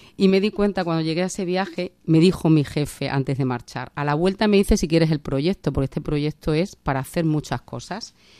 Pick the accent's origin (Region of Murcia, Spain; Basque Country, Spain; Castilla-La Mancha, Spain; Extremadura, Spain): Extremadura, Spain; Trujillo; moved away as an adult; also born or lived in Cáceres; now in Madrid, Spain; soy de Trujillo, eh, mi familia es de Trujillo